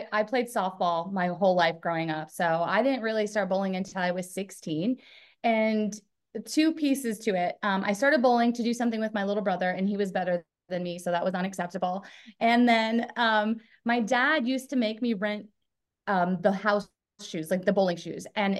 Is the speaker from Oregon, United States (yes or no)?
yes; Portland, Oregon, United States; I grew up in the Portland, Oregon area.